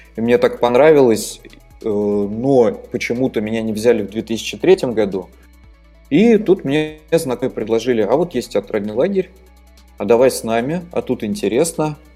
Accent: Naberezhnye Chelny, Tatarstan, Russia; also born or lived in Saint Petersburg; родился я в Республике Татарстан, которая находится в России

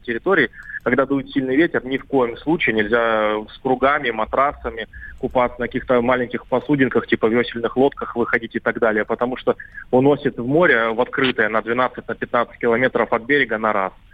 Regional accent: Anapa, Krasnodar Krai, Russia; я сам сам как коренной анапчанин

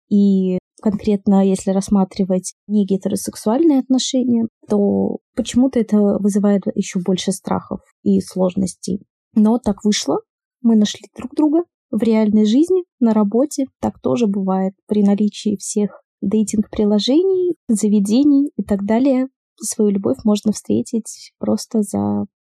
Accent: Saint Petersburg, Russia; я из Санкт-Петербурга, я бисексуалка.

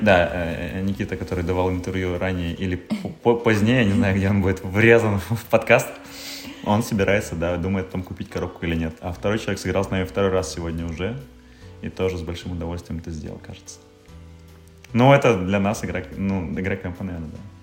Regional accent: the North, northern Russia, Russia; мы с севера

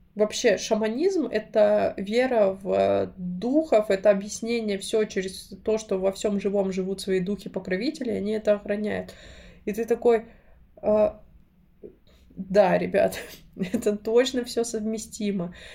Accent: Krasnoyarsk, Krasnoyarsk Krai, Russia; moved away; росла, и когда я приезжаю, это всегда особое ощущение. Я не знаю, у меня есть такое, я боюсь летать, но когда я лечу в Красноярск, я точно знаю, что все будет хорошо

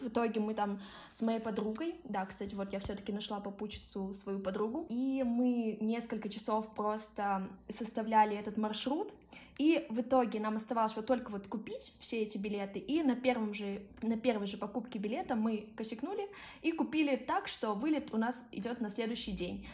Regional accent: Russia

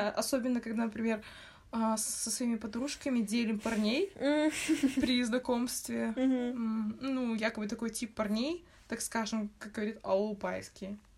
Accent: Kazakhstan; Мы все казахи, но мы можем обзывать другого мамбетом просто из-за того, что он разговаривает на родном языке.

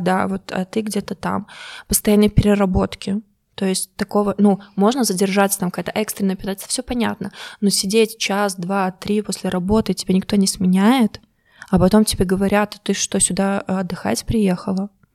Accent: Belarus; moved away as an adult; now in Germany; я рассказывала про Беларусь

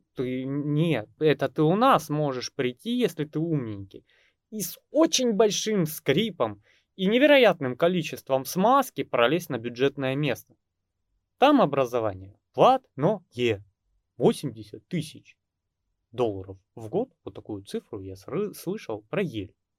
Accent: Russia; у нас в России

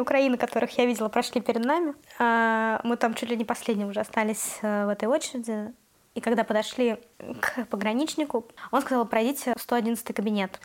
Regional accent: Russia; moved away as an adult; now in Tbilisi, Georgia; я россиянка, из-за того, что я русская

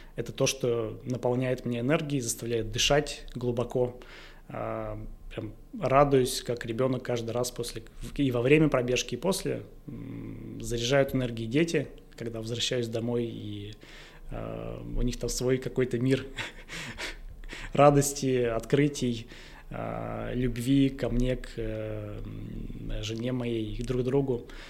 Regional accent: Izhevsk, Udmurtia, Russia; в городе Ижевске, в моем родном городе

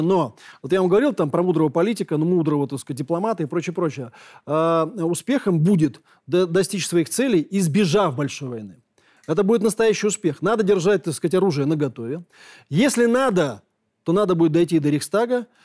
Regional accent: Moscow, Russia; Я коренной москвич

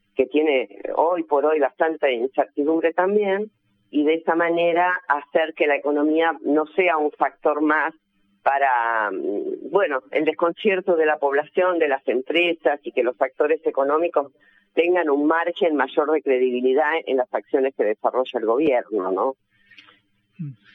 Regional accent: Argentina

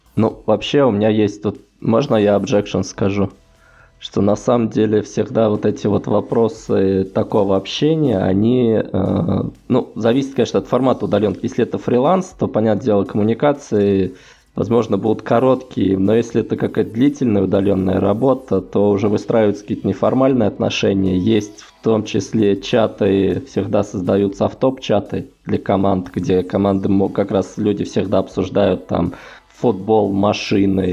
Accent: Voronezh, Voronezh Oblast, Russia; moved away as an adult; now in Saint Petersburg, Russia; иногда в Воронеж домой

